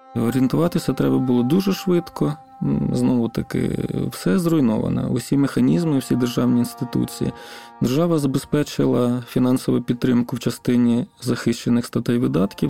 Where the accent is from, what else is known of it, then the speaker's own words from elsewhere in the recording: Arkhanhelske, Kherson Oblast, Ukraine; Я сам родом з Херсонської області. Це маленьке селище Архангельське на півночі Херсонської області